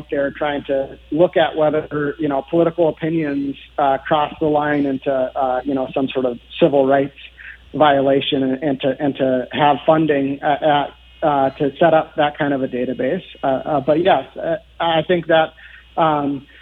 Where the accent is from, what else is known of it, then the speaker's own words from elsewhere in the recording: Andover, Minnesota, United States; also born or lived in Ramsey, Minnesota; I grew up in Andover. I live in Ramsey